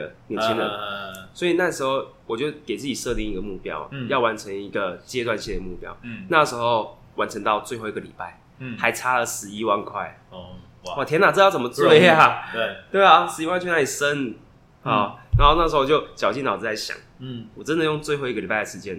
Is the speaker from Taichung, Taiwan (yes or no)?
no; Kaohsiung, Taiwan; now in Tainan, Taiwan; 台南教室的领导人并没有因为我是高雄的，